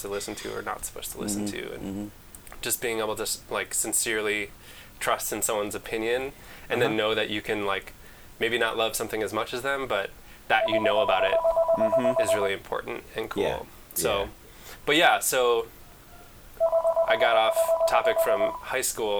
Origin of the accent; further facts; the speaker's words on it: Chicago, Illinois, United States; also born or lived in Wisconsin; now in Twin Cities, United States; I come from Chicago